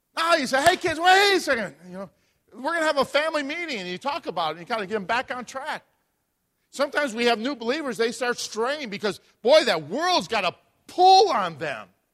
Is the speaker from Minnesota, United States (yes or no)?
no; Chicago, Illinois, United States; moved away; I'm from Chicago